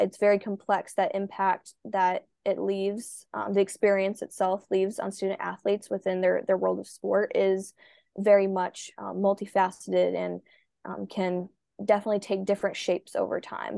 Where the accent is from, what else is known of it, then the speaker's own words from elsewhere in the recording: Minnesota, United States; a swimmer from Minnesota